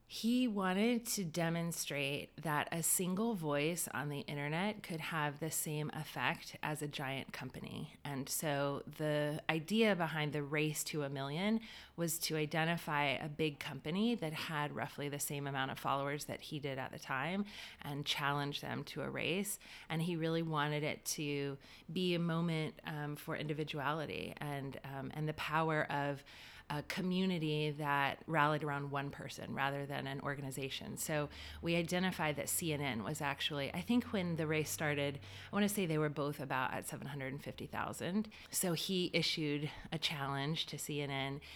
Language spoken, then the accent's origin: English; Wilmington, North Carolina, United States; born and raised in Wilmington, North Carolina.